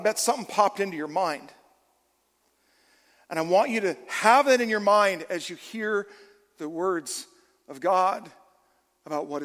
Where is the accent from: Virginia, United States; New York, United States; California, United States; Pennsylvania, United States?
California, United States; moved away; also born or lived in Oregon; I'm originally from California.